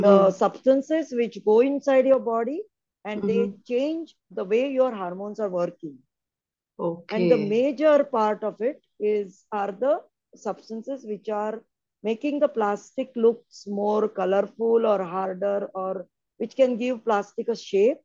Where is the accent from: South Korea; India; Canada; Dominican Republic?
India; Mumbai, Maharashtra; moved away as an adult; also born or lived in Goa; now in Dubai, United Arab Emirates; I was born and brought up in Mumbai, I was in a high-rise building